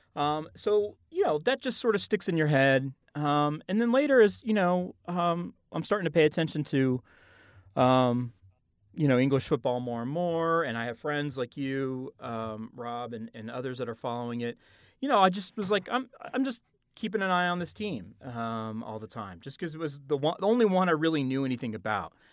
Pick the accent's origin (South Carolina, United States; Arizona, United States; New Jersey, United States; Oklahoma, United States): Oklahoma, United States; I am from Oklahoma.